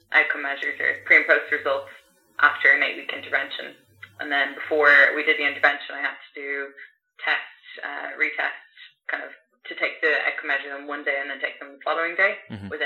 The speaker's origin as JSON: {"language": "English", "country": "Ireland", "also_born_or_lived": "France / South America", "moved": "as an adult", "said": "I loved Ireland. I loved home."}